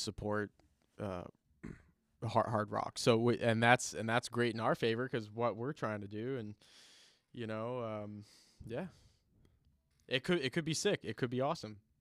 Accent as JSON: {"language": "English", "town": "Chicago", "region": "Illinois", "country": "United States", "tie": "born or raised there", "moved": "yes", "said": "I was born in Chicago, so and I have family out there, so it'll always be Sears Tower to me."}